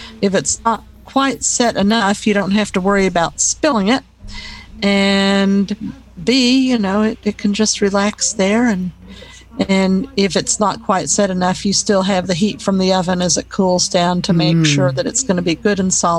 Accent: California, United States; born there; Well, I was born in California, but that's just because my dad was stationed there.

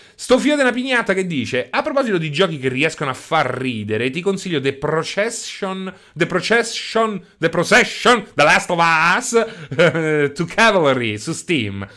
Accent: Rome, Lazio, Italy; io so sono di Roma

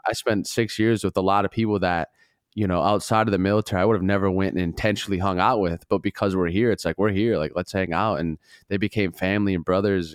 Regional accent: Duluth, Minnesota, United States; I'm from Minnesota

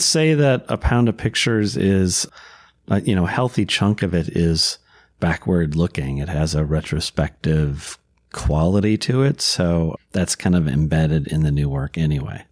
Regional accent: Minnesota, United States; I was born and raised in Minnesota and have lived here my whole life

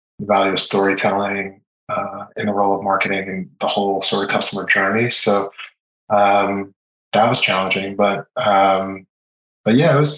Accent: Israel; born there; And I was born in Israel, I have an Israeli passport, I speak Hebrew. So I have some family out there.

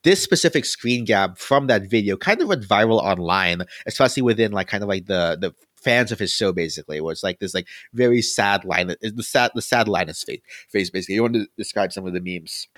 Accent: Philippines; now I'm Filipino

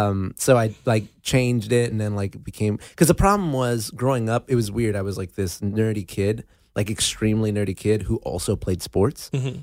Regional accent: West Covina, California, United States; also born or lived in Los Angeles; Azusa, West Covina area. Yeah, the San Gabriel Valley is my hometown. And but then I moved to LA about, you know, like LA proper about four or five years ago.

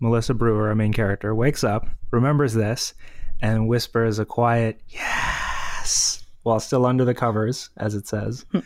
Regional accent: Canada; As a Canadian, obviously, I go to Tim Hortons a lot

